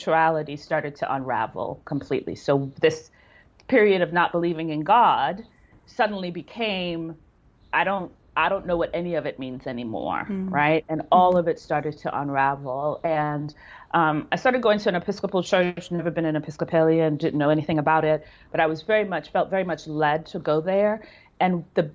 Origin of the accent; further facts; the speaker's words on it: New York City, New York, United States; moved away; also born or lived in Jamaica / Canada; So I'm a city girl. I grew up in New York City. Like, the epitome of cities is where I grew up. Brooklyn, Manhattan, like all of those things